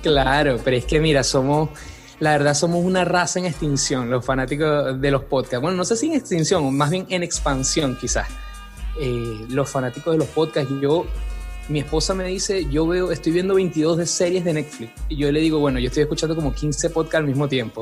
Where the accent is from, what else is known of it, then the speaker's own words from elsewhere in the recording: Venezuela; moved away as an adult; now in Santiago, Chile; Soy venezolano, soy venezolano de Venezuela.